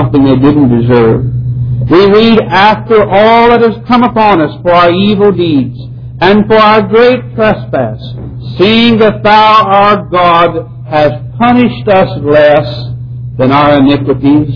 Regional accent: United States; as an American people

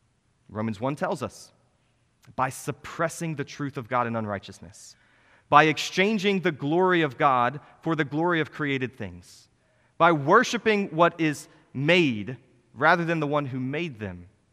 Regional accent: Iowa, United States; I grew up in Iowa. It was flat, and most of the roads were in a grid.

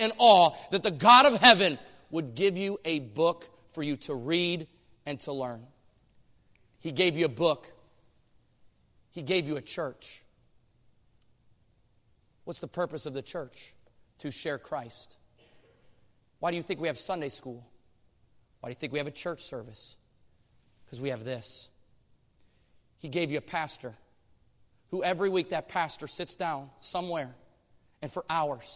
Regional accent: Michigan, United States; moved away as an adult; now in Oregon, United States; I came from Michigan

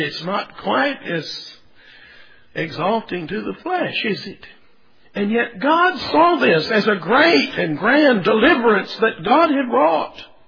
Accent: Texas, United States; growing up in Texas

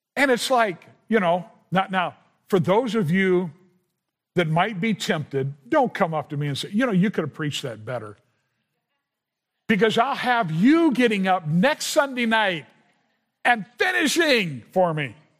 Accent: Southern California, United States; I grew up in Southern California

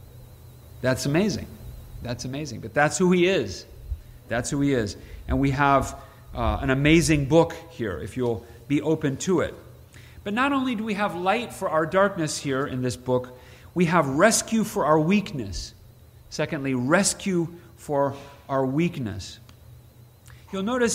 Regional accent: Princeton, Illinois, United States; moved away; I'm from Princeton, Illinois, small town north central Illinois

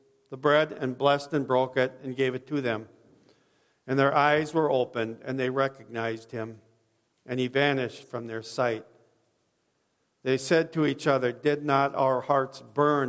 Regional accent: Watertown, Wisconsin, United States; I was raised in Watertown

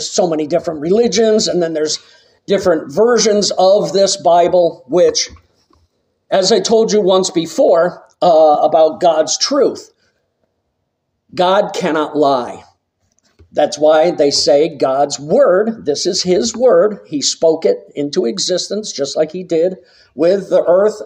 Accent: Massachusetts, United States; growing up in Massachusetts

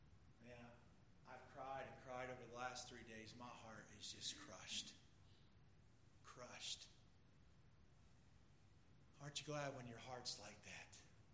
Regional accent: Pennsylvania, United States; I was from Pennsylvania, so two Yankees were together.

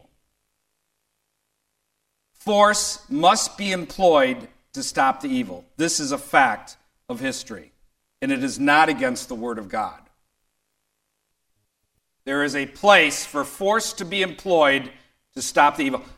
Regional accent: Detroit, Michigan, United States; I grew up amongst leftists in Detroit

